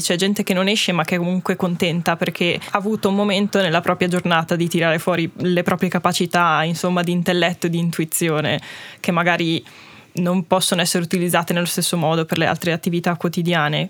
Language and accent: Italian; Val di Fassa, Trentino-Alto Adige, Italy; noi tutti siamo ladini, siamo un gruppo di otto ragazzi, ci veniamo tutti dalla Val di Fassa